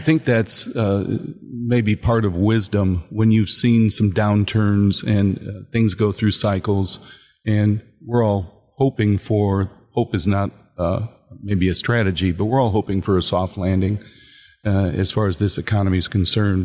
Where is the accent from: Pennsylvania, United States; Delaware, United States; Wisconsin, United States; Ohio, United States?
Ohio, United States; Northwest; I, I grew up in Northwest Ohio